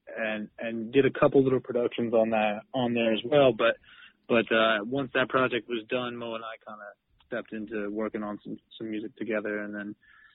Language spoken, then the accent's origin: English; Western Massachusetts, United States; also born or lived in New York City; now in Boston, United States; But I grew up in Western Mass